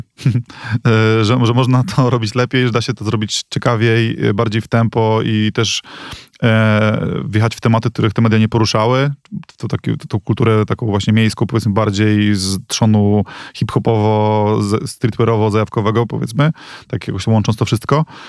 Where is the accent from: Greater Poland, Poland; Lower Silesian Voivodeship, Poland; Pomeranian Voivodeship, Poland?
Pomeranian Voivodeship, Poland; Reda; moved away as an adult; also born or lived in Gdynia; now in Warsaw, Poland; pochodzę z Redy